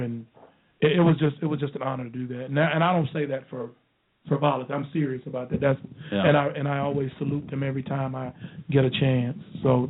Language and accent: English; Rural Hall, North Carolina, United States; moved away; I'm from Winston-Salem, North Carolina. Actually, I'm from a small town outside of Winston-Salem called Rural Hall, North Carolina.